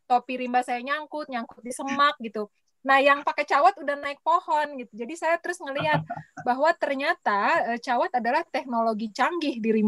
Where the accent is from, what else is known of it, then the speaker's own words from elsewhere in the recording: Jakarta, Indonesia; Aku lahir besar di Jakarta, Mas.